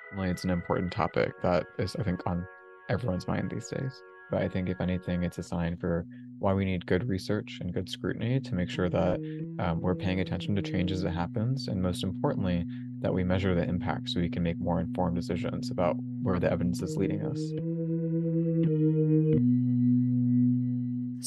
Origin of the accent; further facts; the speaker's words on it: Houston, Texas, United States; moved away; I'm a native Texan myself. I was born and raised in Houston